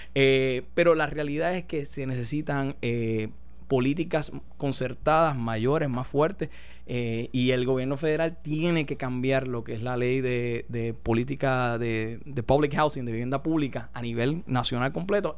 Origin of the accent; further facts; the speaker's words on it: Puerto Rico; la mayoría de todos los puertorriqueños hablamos con acento